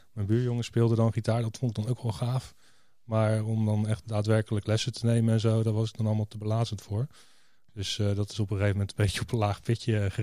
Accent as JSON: {"language": "Dutch", "town": "Rotterdam", "region": "South Holland", "country": "Netherlands", "said": "Ik kom ook uit Rotterdam"}